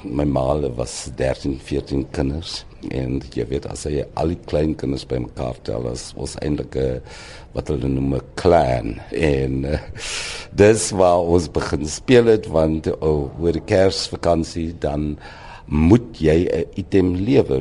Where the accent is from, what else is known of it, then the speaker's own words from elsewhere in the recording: Boland, Western Cape, South Africa; also born or lived in Wellington / Ceres / Paarl; so word ek maar groot geword in die Boland